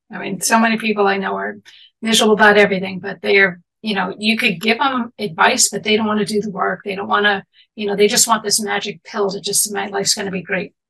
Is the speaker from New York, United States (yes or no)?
yes; New York City, New York, United States; I grew up in Manhattan in the city